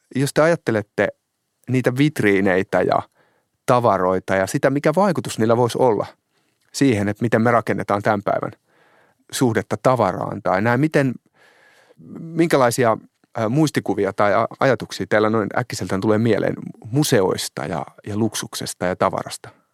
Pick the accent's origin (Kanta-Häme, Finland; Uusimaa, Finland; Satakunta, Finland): Kanta-Häme, Finland; Hämeenlinna; olen kotoisin Hämeenlinnasta